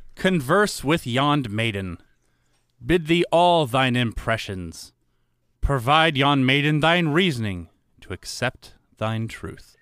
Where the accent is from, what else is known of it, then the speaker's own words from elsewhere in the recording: the South, United States; I grew up in the South